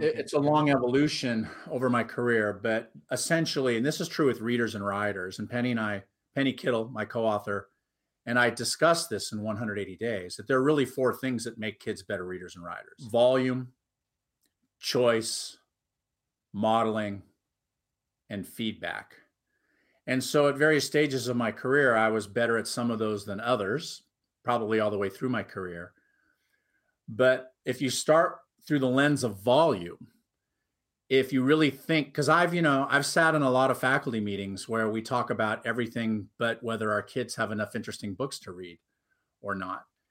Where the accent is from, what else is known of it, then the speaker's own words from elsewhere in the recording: Huntington Beach, California, United States; also born or lived in Anaheim / New York; I grew up in Huntington Beach, California